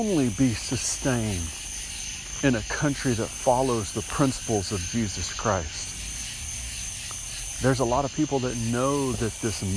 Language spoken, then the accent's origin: English; United States; as an American